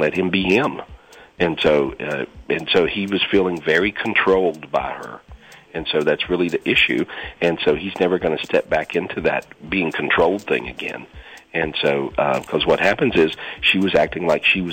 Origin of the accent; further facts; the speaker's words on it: North Carolina, United States; moved away; I'm originally from North Carolina, and I have a house there now